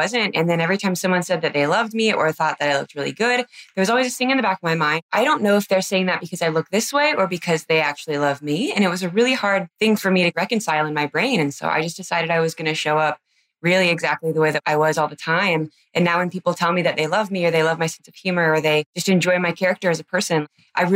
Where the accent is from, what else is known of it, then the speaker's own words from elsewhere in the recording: Anaheim, California, United States; now in Nebraska, United States; I grew up in California, in Anaheim